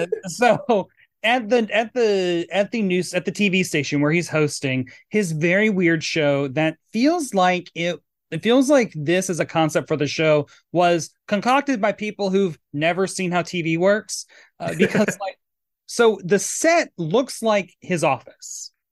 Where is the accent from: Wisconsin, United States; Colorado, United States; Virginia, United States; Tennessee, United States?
Tennessee, United States; I'm from Tennessee, so I assume anyone on Long Island's a Yankee liberal.